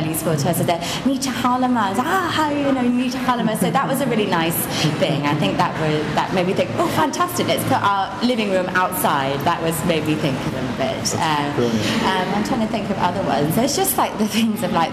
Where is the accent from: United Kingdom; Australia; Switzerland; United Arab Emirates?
United Kingdom; moved away; also born or lived in China; we're so British